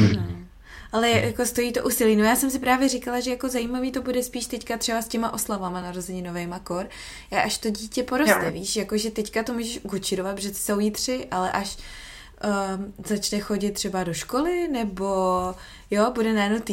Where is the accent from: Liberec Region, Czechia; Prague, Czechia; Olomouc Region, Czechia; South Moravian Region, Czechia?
Prague, Czechia; moved away as an adult; also born or lived in United States / England; now in Australia; já jsem z Prahy